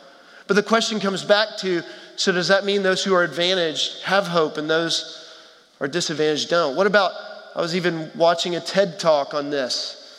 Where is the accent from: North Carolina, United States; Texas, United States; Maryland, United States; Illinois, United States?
Texas, United States; moved away; our family, we're from Texas originally, who live in Houston